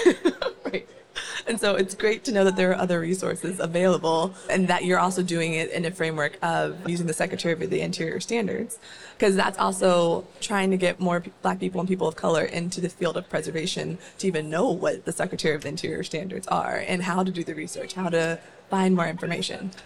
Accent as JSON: {"language": "English", "region": "Northern Virginia", "country": "United States", "tie": "born or raised there", "also_born_or_lived": "Maryland", "said": "I grew up in Northern Virginia, went to a high school in Fairfax County"}